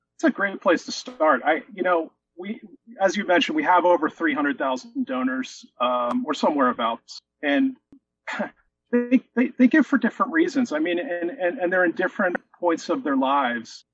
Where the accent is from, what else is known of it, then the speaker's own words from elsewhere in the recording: Philadelphia, Pennsylvania, United States; I live in the suburbs of Philadelphia. I'm born and raised here